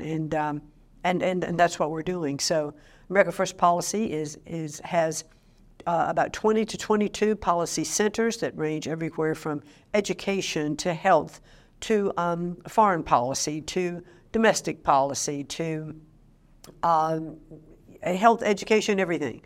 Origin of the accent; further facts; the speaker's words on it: Connecticut, United States; my home state of Connecticut